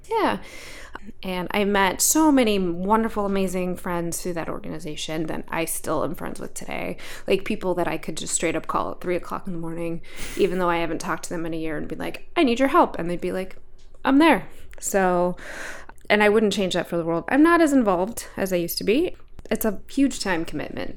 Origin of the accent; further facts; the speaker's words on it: Alaska, United States; I grew up in Alaska